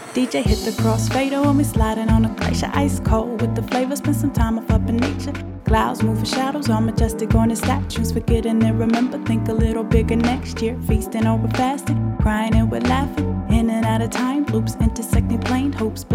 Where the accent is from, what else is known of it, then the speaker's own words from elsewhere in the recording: Springfield, Ohio, United States; also born or lived in Dayton / Chicago; I live in southern New Mexico. I live in a small town, but originally I'm from the Midwest. I was a military baby, so I was all around, but mostly I spent time in Dayton, Springfield, Ohio, which is the birthplace of funk